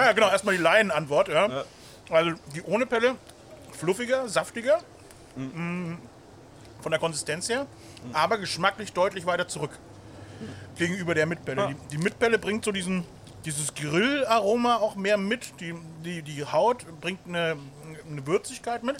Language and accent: German; Bavaria, Germany; als stolzer Bayer